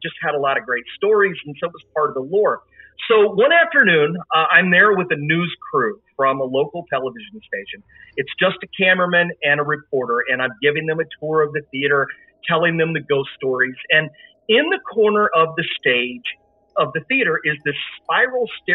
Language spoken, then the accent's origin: English; Decatur, Illinois, United States; my hometown of Decatur, Illinois